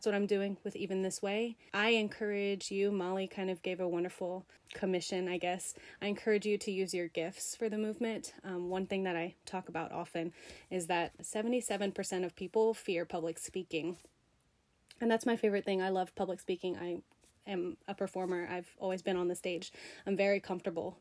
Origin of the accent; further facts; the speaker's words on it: South Louisiana, United States; I'm from South Louisiana